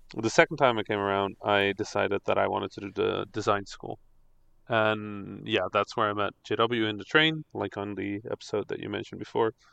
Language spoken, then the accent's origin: English; Netherlands; English is a second language; also born or lived in Egypt; I am Dutch Egyptian, so yes. I didn't speak English